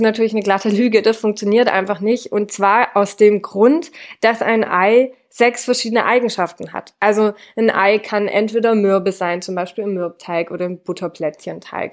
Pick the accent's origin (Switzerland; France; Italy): France; now in Swabia, Germany; ich bin ja in Frankreich aufgewachsen.